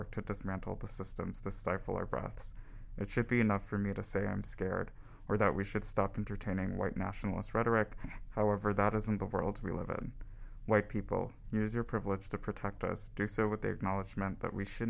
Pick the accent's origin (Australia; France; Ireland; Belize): Belize; also born or lived in United States; now in Winnipeg, Canada; I'm an international student. I'm from Belize. I was living in the States before I moved here